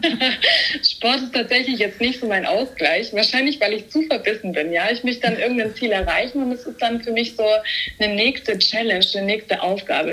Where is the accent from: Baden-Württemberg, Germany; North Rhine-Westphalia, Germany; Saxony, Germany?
Baden-Württemberg, Germany; Stuttgart; ich komme aus Stuttgart, bin 23 Jahre alt